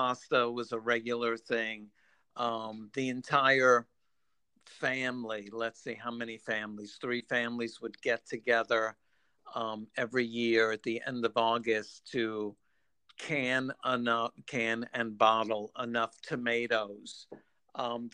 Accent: New York City, New York, United States; I grew up in New York City.

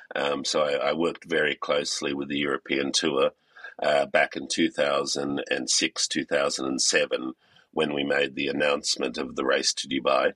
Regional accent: Australia; moved away as an adult; I come from Australia. Uh, I went to school in Australia and uh, university in Australia

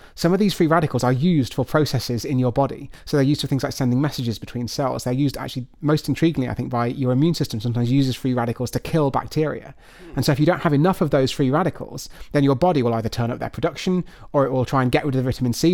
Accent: United Kingdom; I'm afraid I'm thoroughly British through and through

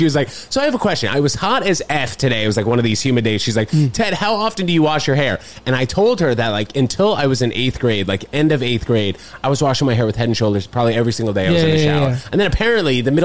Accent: New York City, New York, United States; I'm from Manhattan

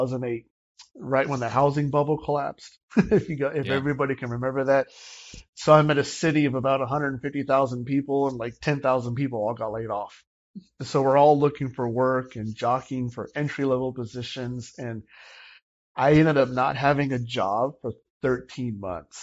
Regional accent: Miami, Florida, United States; moved away as an adult; also born or lived in Austin, Texas / Round Rock, Texas / Clovis, New Mexico; now in Hope Mills, United States; I was born and raised in Miami, Florida

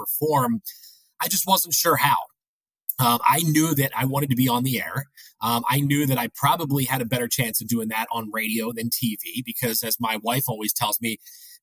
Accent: Philadelphia, Pennsylvania, United States; moved away as an adult; also born or lived in Sandy Springs, Georgia; now in Atlanta, United States; I grew up in Philadelphia. That's right. I grew up in Philly

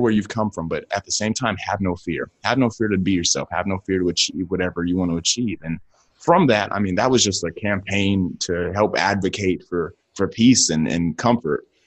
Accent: Akron, Ohio, United States; I'm from Akron, Ohio, from the inner city

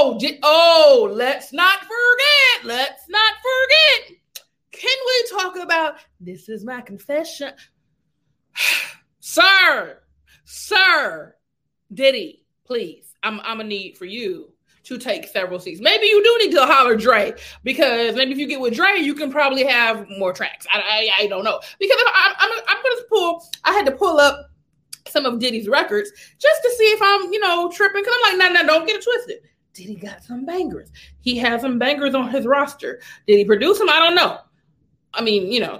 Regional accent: the South, United States; I'm not from the South, but I've been raised in the South

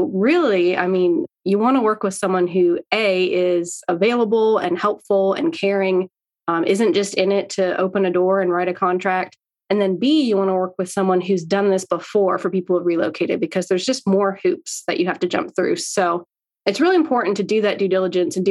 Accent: Canada; moved away as an adult; also born or lived in Virginia; now in Aiken, United States; I'm originally from Canada, born and raised, lived there my whole childhood.

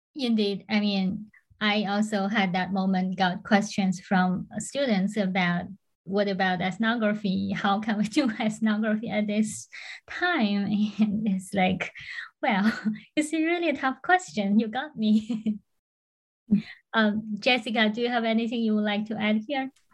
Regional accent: Florida, United States; I'm from Florida

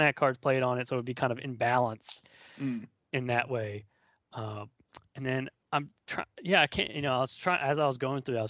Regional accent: Baltimore, Maryland, United States; moved away; I'm from Baltimore originally

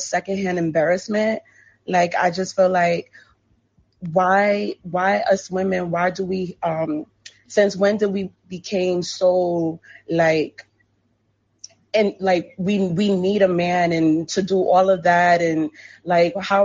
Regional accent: New York, United States; I'm from New York

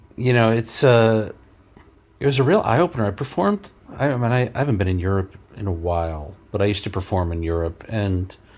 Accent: New York City, New York, United States; I grew up in Queens, around a lot of Asian families

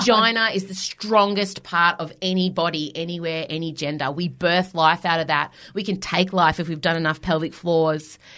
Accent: Melbourne, Victoria, Australia; I've sold out Hamer Hall in my hometown

